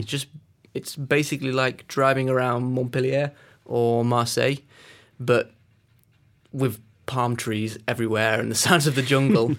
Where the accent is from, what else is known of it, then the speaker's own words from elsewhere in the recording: Peak District, East Midlands, United Kingdom; I grew up in the Peak District, which is one of the climbing meccas of of England.